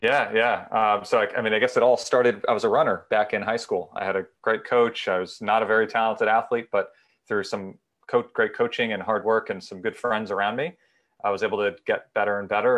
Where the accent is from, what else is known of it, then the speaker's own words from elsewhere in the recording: Danbury, Connecticut, United States; now in Summit, United States; I'm originally from Danbury, Connecticut. I now live in Summit, New Jersey